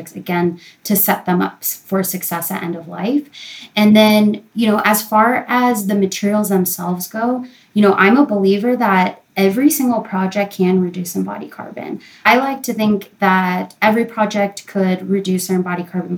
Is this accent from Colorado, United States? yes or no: yes; Colorado, United States; it was in my home state.